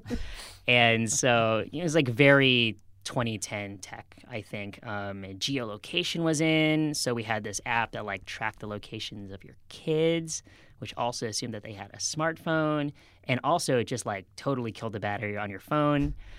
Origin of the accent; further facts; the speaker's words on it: outside of Boston, Massachusetts, United States; moved away; I grew up outside of Boston